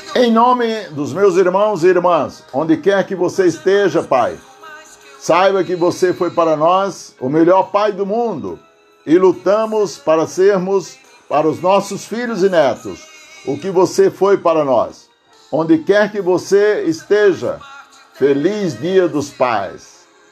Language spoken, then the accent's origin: Portuguese; Aurora, Ceará, Brazil; fundadora do Sítio Tipi, município de Aurora, onde nasci